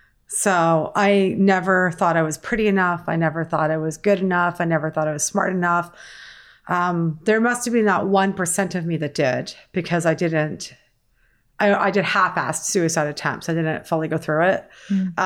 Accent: Mississauga, Ontario, Canada; moved away as an adult; also born or lived in Burlington, Ontario; now in United States; I was born in Burlington, raised in Mississauga

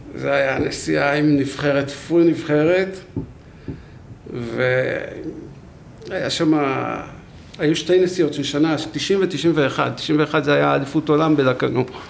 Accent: Beit Herut, Central District, Israel; גדלתי בבית חרות

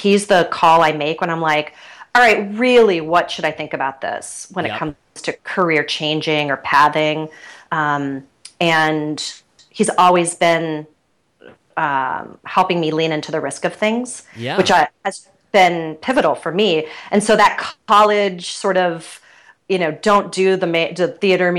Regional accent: Cleveland, Ohio, United States; I grew up in Cleveland, Ohio. So classic Midwestern with Midwestern parents

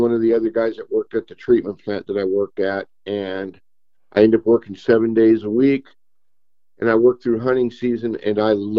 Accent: Lancaster, California, United States; moved away; I grew up in Lancaster, California

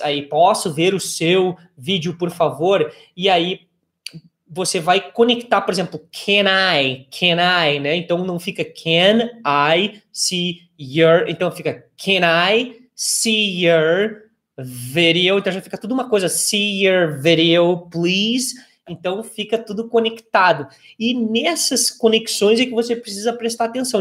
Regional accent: Brazil; nós brasileiros

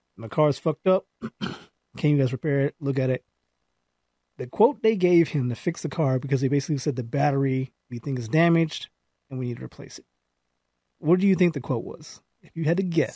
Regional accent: Palmdale, California, United States; I grew up in Palmdale

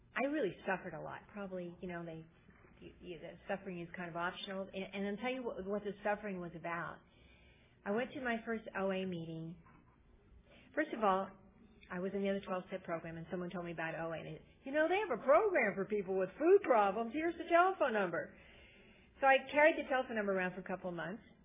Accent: Northern California, United States; also born or lived in Long Beach area, California; I'm originally from Northern California

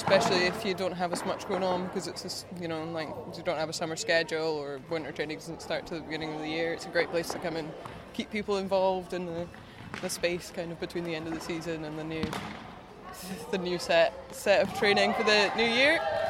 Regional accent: Stirling, Scotland, United Kingdom; from Stirling County.

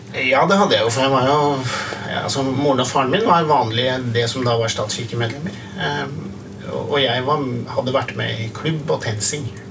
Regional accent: Hamar, Innlandet, Norway; jeg vokste opp på Hamar

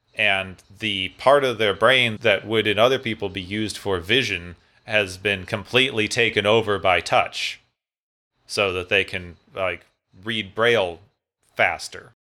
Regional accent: Phoenix, Arizona, United States; my hometown of Phoenix, Arizona

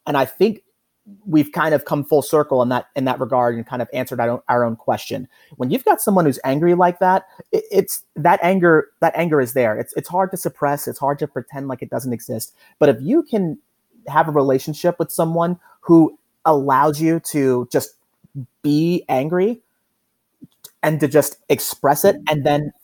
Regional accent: Baltimore, Maryland, United States; growing up there

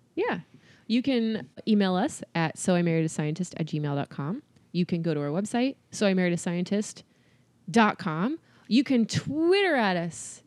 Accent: California, United States; also born or lived in Boston; now in Tennessee, United States; I'm from California

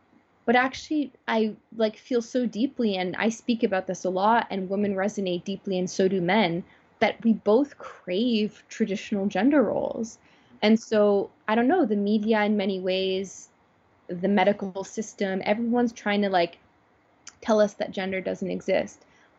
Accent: Toronto, Ontario, Canada; born or raised there

